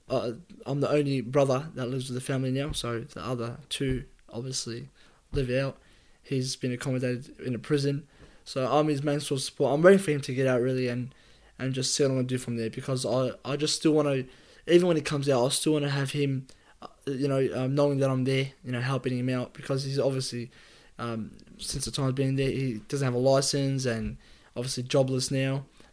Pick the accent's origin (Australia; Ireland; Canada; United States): Australia; Appreciate being Aussie.